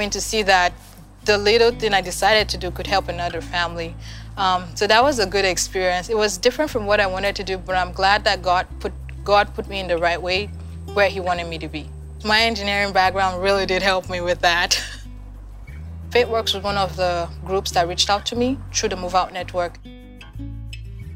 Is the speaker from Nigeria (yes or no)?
yes; Nigeria; moved away as an adult; now in United States; I'm from Nigeria, and I've been in the U.S. for about 4 years now